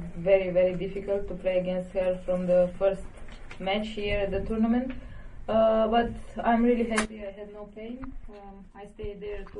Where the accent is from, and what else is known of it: Romania; born or raised there